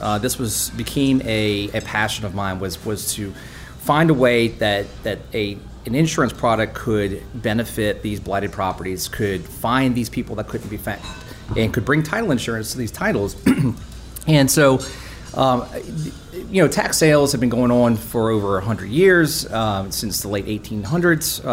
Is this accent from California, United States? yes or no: no; Slidell, Louisiana, United States; I actually grew up in Slidell